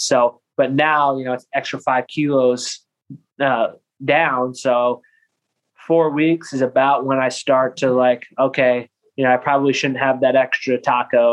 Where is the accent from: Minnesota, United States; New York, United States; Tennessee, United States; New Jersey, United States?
New York, United States; Lansing; also born or lived in Ithaca, New York; I grew up in Lansing, New York, which is the next town north on uh, Cayuga Lake